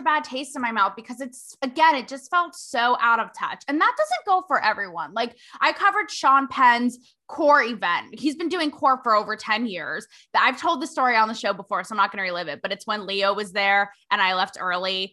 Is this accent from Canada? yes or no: yes; Canada; growing up in Canada, we didn't learn about the history